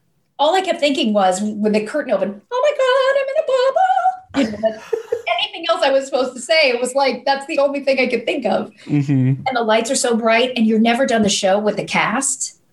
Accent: Kentucky, United States; I grew up in Kentucky

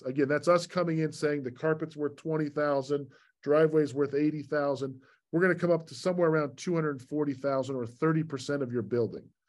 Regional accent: Salt Lake City, Utah, United States; moved away as an adult; also born or lived in Virginia / Long Island, New York; I was born and raised in Salt Lake

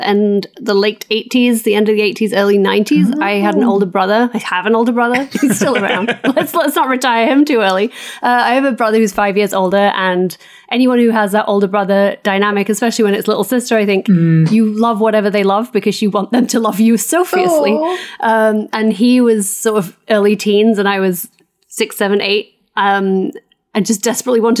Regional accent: England, United Kingdom; moved away as an adult; also born or lived in New York; now in Los Angeles, United States; I live in California now. As you can tell, I'm English originally. Now an American citizen

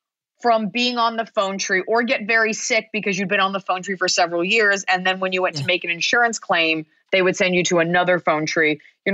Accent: Dallas, Texas, United States; I grew up in Dallas, Texas

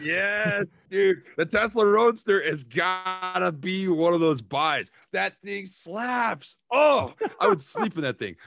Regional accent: Minnesota, United States; accent: Minnesota; now in Oklahoma, United States; my hometown in Minnesota

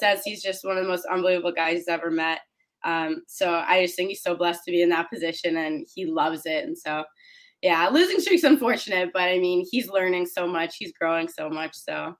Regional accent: Canada; moved away as an adult; now in United States; So I played box lacrosse growing up in Canada

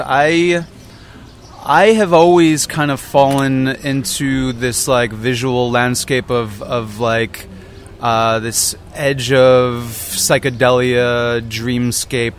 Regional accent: Long Island, New York, United States; also born or lived in Brooklyn, New York / Queens, New York; I was born in Brooklyn, grew up in Brooklyn, Queens. Then we moved out to Long Island when I was in second grade

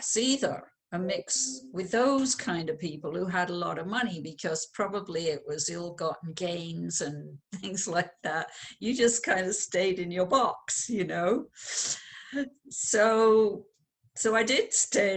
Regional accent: London, United Kingdom; I was born in London, England

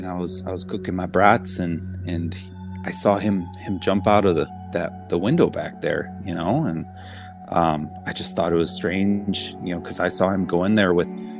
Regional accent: Wisconsin, United States; moved away; Oh yeah, I'm a transplant up here. I came from Wisconsin. My parents came over to the dark side.

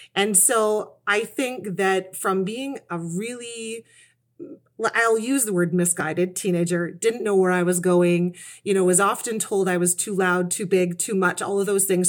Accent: Kitchener, Ontario, Canada; moved away; I was raised in Kitchener, Ontario, and that's where I still, where I've come back to now at this stage of my life. I've been kind of everywhere.

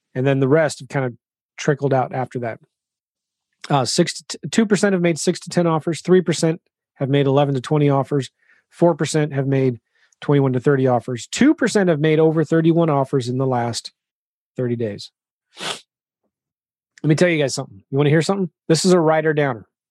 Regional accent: California, United States; I'm from California

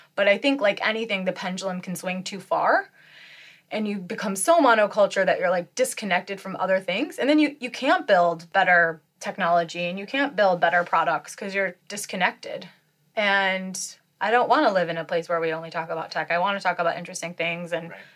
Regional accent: Detroit suburbs, Michigan, United States; now in San Francisco, United States; I grew up in in and around the Detroit suburbs

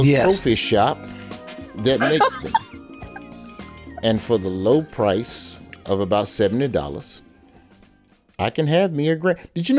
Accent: Alabama, United States; where I'm from, and I'm from Alabama

